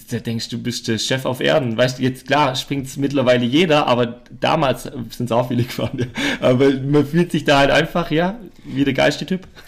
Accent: Germany; Ich komme aus Deutschland, äh, sowas äh, gibt's bei uns nicht.

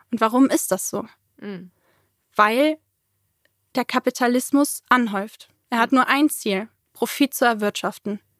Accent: Germany; Ich so, ja, ich komme aus Deutschland.

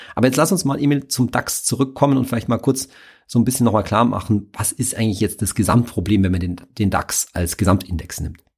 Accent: Germany; mein Heimatland

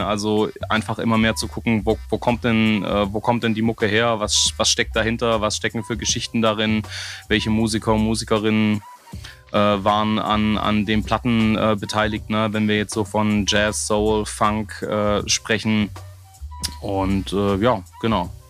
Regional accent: Southern Germany, Germany; hier, wo ich herkomme, in Süddeutschland

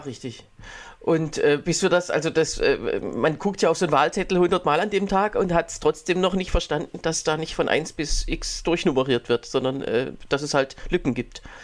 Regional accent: Berlin, Germany; bei uns in Berlin

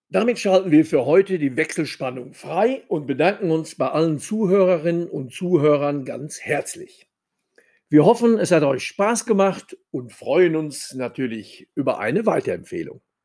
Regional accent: Sauerland, North Rhine-Westphalia, Germany; als Sauerländer

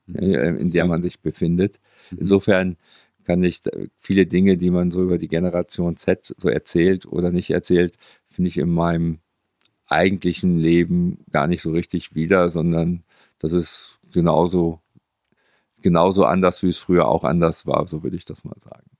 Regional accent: Münster, North Rhine-Westphalia, Germany; Ich bin Münsteraner.

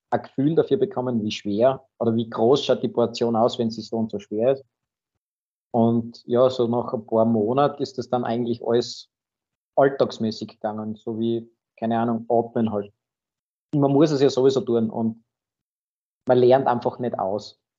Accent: Graz, Styria, Austria; Ich selbst bin aus Graz, wohne am Stadtrand in St. Peter

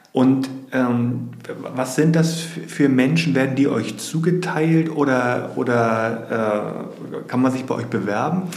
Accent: Schenefeld, Schleswig-Holstein, Germany; born or raised there

